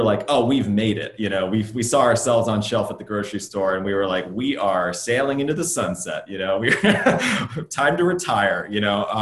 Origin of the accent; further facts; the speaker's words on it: Midwest, United States; now in Los Angeles, United States; I grew up in the Midwest.